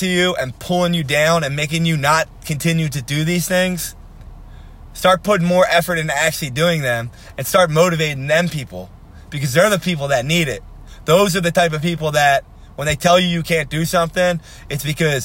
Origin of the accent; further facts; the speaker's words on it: Philadelphia, Pennsylvania, United States; I'm from Philadelphia